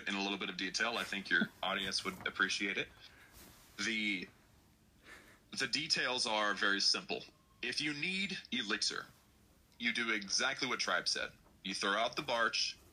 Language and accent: English; Texas, United States; I'm from Texas.